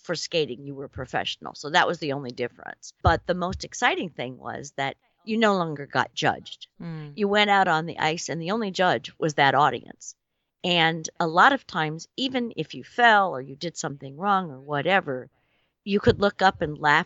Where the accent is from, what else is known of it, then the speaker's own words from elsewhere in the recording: Indiana, United States; I was a teenager from Indiana.